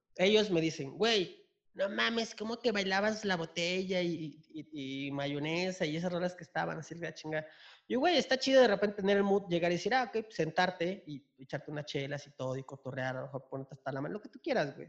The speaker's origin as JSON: {"language": "Spanish", "region": "Chiapas", "country": "Mexico", "moved": "yes", "lives_now": "Mexico City, Mexico", "said": "De Chiapas, pero pues ya vivo aquí en, en la ciudad. Ya llevo años aquí en la ciudad"}